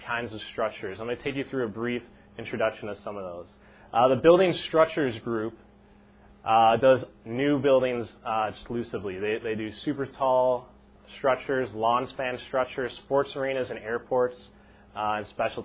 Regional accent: Evergreen Park, Illinois, United States; I was born and raised in Evergreen Park, graduated from Evergreen Park High School

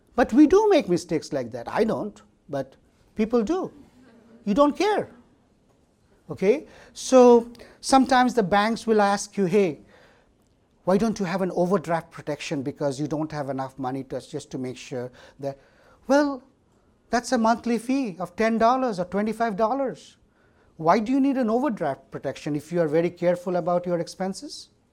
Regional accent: India; moved away as an adult; now in United States; I'm from India and I did my college education

